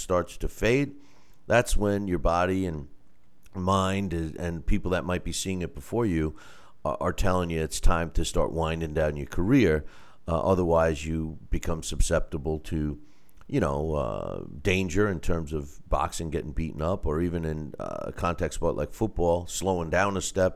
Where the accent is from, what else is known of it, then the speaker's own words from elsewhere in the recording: New York, United States; being a New Yorker